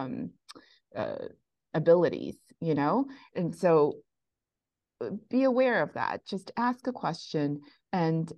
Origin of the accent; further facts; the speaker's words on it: New York City, New York, United States; I'm from Bensonhurst, Brooklyn